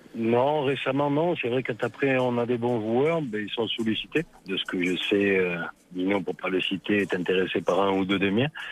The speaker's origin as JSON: {"language": "French", "country": "France", "said": "en tant que Français et en tant qu'agent français"}